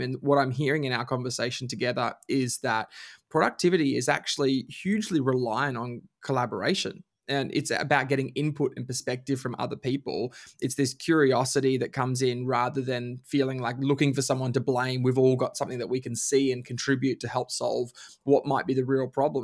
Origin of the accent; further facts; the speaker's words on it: Bundaberg, Queensland, Australia; grew up in Queensland. We grew up in Bundaberg